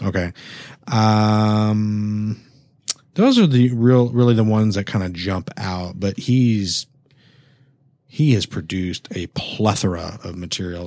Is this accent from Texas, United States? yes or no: yes; San Antonio, Texas, United States; now in Houston, United States; I come from San Antonio.